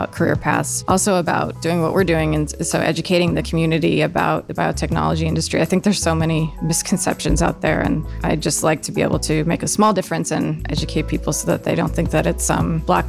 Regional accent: Eastern Pennsylvania, United States; moved away as an adult; now in Ohio, United States; I grew up in Eastern Pennsylvania

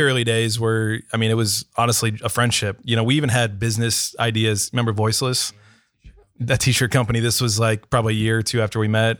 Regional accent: Canton, Ohio, United States; moved away as an adult; now in Columbus, United States; I'm from Northeastern Ohio, Canton, Ohio specifically.

